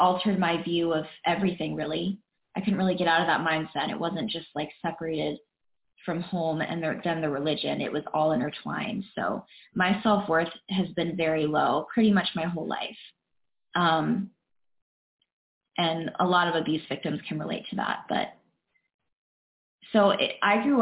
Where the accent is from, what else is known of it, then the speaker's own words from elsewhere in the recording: Dahlonega, Georgia, United States; also born or lived in Cleveland, Georgia; I was born in Dahlonega, Georgia, super small towns